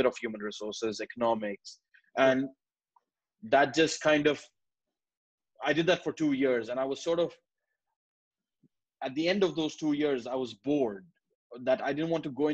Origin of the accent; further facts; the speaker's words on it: Karachi, Sindh, Pakistan; moved away as an adult; now in United Kingdom; I come from Pakistan, Karachi. And I grew up in Karachi all my life for 19 years.